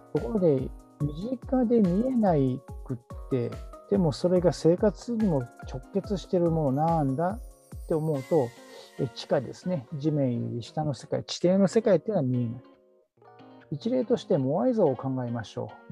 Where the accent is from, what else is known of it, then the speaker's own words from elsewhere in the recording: Kyoto, Japan; moved away as an adult; also born or lived in Osaka / Kobe / Aichi / Yokosuka; 大阪生まれの京都育ちです。